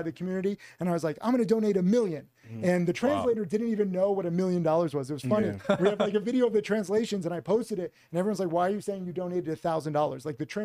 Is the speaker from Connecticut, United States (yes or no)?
yes; Connecticut, United States; moved away; also born or lived in Miami; I grew up in Connecticut.